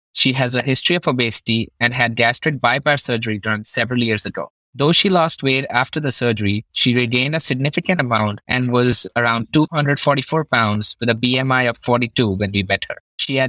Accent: Punjab, India; moved away as an adult; now in Burlington, United States; I'm a third-year internal medicine resident at Lahey Hospital, born and brought up in Punjab, which is a northern state in India. I did my medical school in there and then decided to come here to pursue my further studies.

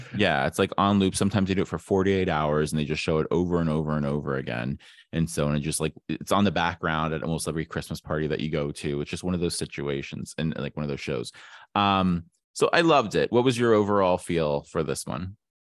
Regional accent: Ohio, United States; growing up in Ohio

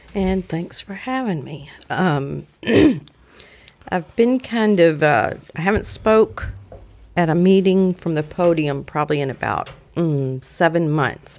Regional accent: Mississippi, United States; moved away as an adult; I'm from Mississippi, but I've been up here almost forty years

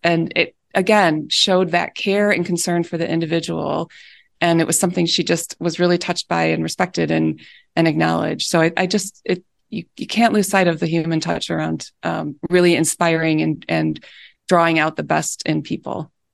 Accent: Michigan, United States; moved away as an adult; also born or lived in Chicago; I had never, uh, moved away from growing up in Michigan

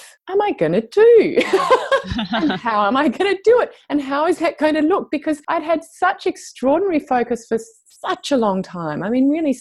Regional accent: Australia; moved away as an adult; a return to my home country

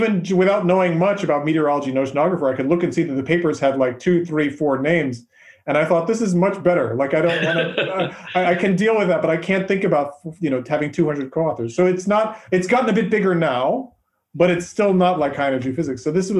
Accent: United States; I grew up in the United States. I've lived here basically all my life.

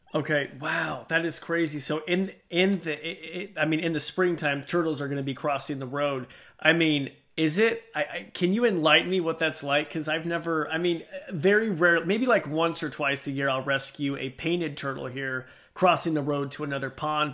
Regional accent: Idaho, United States; I'm from Idaho.

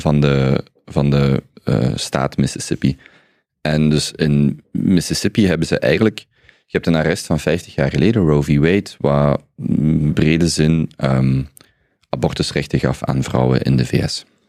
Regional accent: Belgium; als Belgen

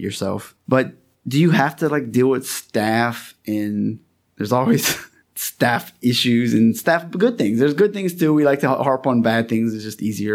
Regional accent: Louisiana, United States; I'm from Louisiana.

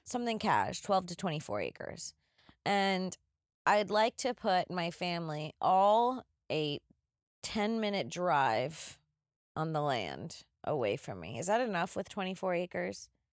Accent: Florida, United States; as a child growing up in Florida

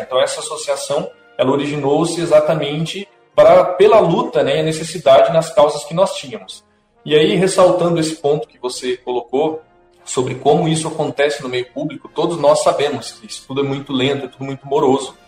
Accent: Ivaiporã, Paraná, Brazil; also born or lived in Cândido de Abreu; como integrante da banda municipal de Vaiporã, que é a minha cidade natal

